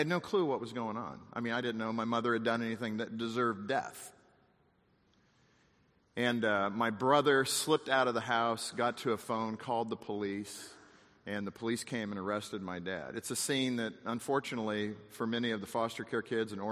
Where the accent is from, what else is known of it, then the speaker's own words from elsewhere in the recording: West Covina, California, United States; also born or lived in Alhambra, California / Long Beach, California / Morongo Valley, California; I was born in West Covina. We lived in Alhambra. We lived in Long Beach.